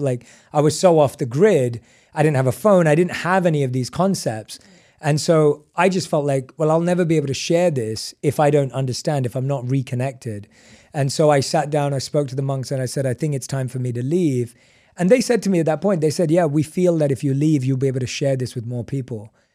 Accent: London, United Kingdom; moved away as an adult; I was born and raised in London

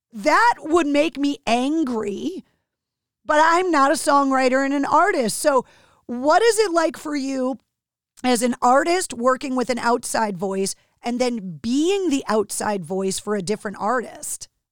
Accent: outside of Boston, Massachusetts, United States; growing up outside of Boston

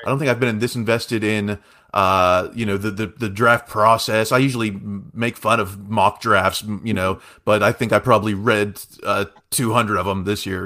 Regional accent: Uniontown, Pennsylvania, United States; born and raised in Fayette County, Uniontown, Pennsylvania

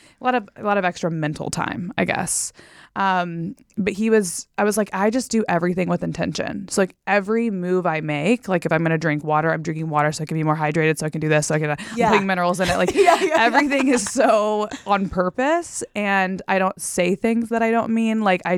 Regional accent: Texas, United States; So I grew up in Texas. I went to Texas A&M University. I was a different person back then. But yeah, I'm from Texas.

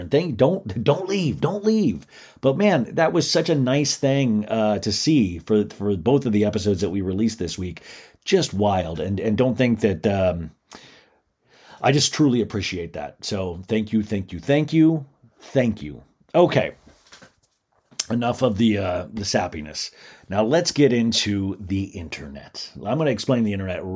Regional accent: Kansas, United States; I remember growing up in Kansas

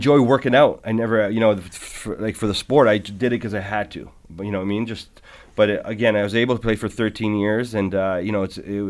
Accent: Ontario, Canada; listen, I'm from Barton and Sherman. I'm

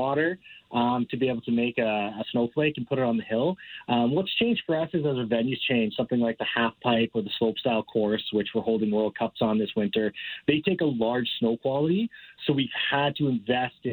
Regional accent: Calgary, Alberta, Canada; I grew up in Calgary, born and raised

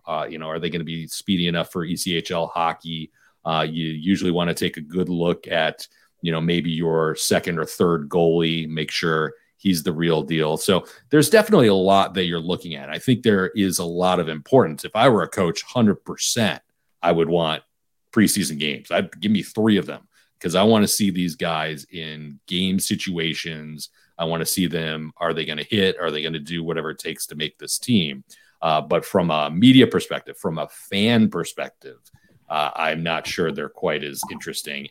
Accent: Detroit, Michigan, United States; I'm a Detroit guy.

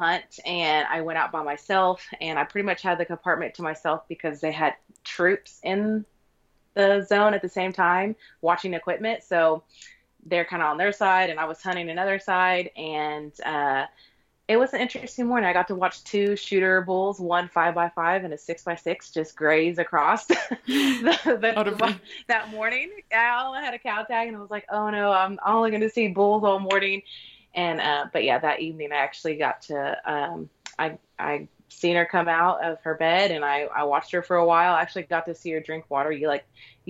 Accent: Oklahoma, United States; moved away as an adult; So we're from Oklahoma originally, and then my husband joined the military after we were married, and then we've kind of been all over the U.S., but we're back in our home state currently

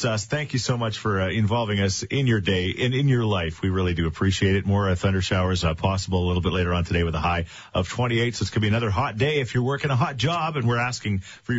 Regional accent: Thorsby, Alberta, Canada; when I was a young man, growing up in Thorsby

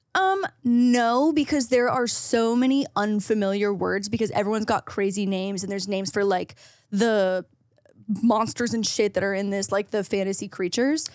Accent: Canada; as a Canadian household, our whole basement smelled like my dad's hockey bag

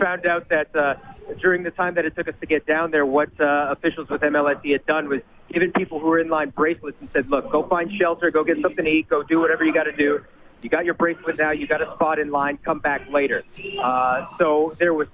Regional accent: Toronto, Ontario, Canada; a Toronto boy

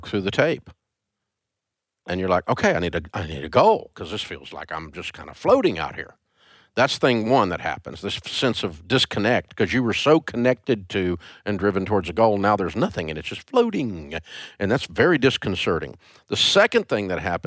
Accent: Antioch, Tennessee, United States; I'm a kid from Antioch, Tennessee

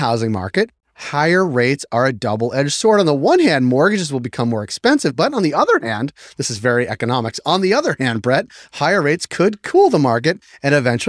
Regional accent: Massachusetts, United States; I'm from Massachusetts, where we do it in grade 7.

